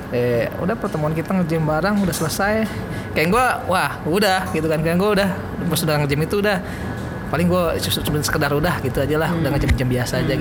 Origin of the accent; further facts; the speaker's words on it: Tangerang, Banten, Indonesia; kok nggak ada orang Tangerang ya di situ yang nyata ini gue orang Tangerang tuh bisa Tangerang gitu